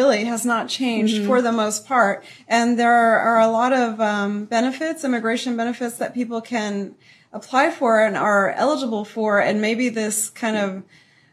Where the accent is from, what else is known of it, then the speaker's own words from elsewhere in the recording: McAllen, Texas, United States; I am a native Texan. I'm from the Rio Grande Valley down in South Texas, McAllen to be exact